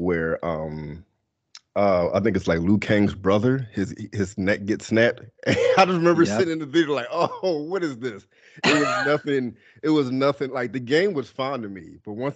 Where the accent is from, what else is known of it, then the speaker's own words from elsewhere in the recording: Philadelphia, Pennsylvania, United States; I'm from Philadelphia. Grew up in Philly